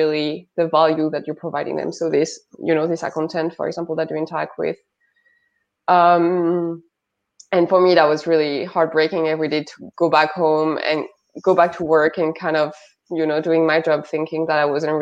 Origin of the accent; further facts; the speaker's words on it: Hauts-de-France, France; accent: French; English is a second language; moved away as an adult; also born or lived in Paris; I come from a little village next to Lille in the north of France.